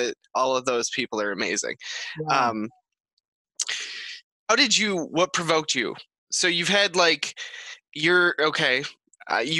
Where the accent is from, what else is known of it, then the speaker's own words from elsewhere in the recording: Detroit, Michigan, United States; I'm from Detroit